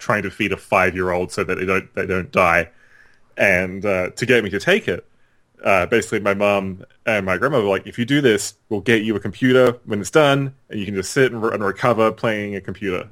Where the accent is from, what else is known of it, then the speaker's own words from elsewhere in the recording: Australia; I grew up in Australia